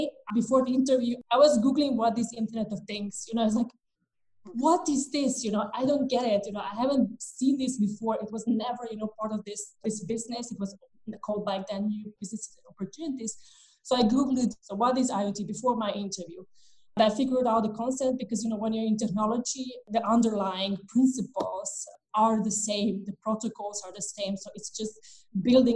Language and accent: English; Bosnia & Herzegovina; moved away as an adult; now in Vienna, Austria; I moved from Bosnia and Herzegovina, which is our home country. I moved to Vienna, beautiful Vienna, Austria